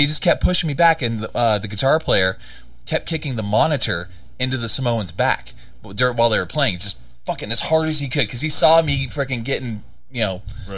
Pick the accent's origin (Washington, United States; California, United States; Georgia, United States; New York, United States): California, United States; moved away; I'm originally from California